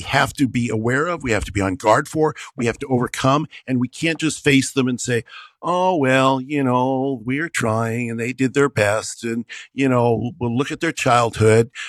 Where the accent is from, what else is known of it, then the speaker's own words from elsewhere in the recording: United States; I'm an American